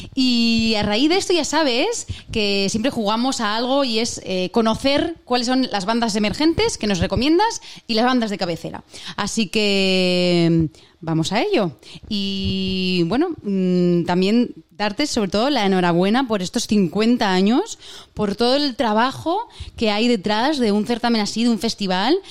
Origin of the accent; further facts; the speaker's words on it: Huesca, Aragon, Spain; soy de Huesca